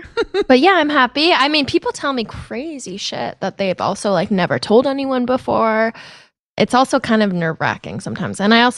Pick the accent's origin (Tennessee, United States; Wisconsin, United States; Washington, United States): Washington, United States; Seattle; I'm from Seattle.